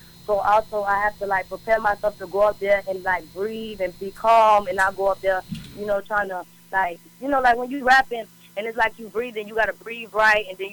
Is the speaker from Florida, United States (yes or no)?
yes; Miami-Dade County, Florida, United States; I come from Florida. I was born and raised in the county of Dade